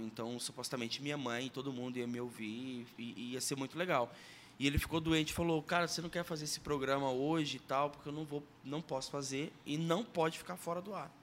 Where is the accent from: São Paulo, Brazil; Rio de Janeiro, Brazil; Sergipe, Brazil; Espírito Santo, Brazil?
Sergipe, Brazil; now in Curitiba, Brazil; eu sou natural de Sergipe, moro em Curitiba há 20 anos.